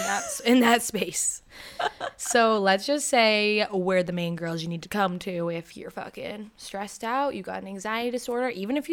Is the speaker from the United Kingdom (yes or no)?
yes; United Kingdom; I'm British